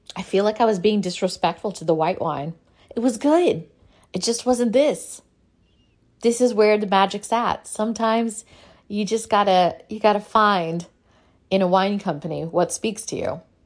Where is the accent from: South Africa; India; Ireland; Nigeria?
India; South India; accent: South Indian; I'm Indian. I know how to roll my Rs